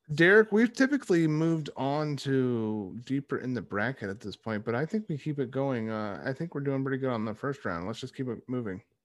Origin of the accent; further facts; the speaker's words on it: United States; we're American.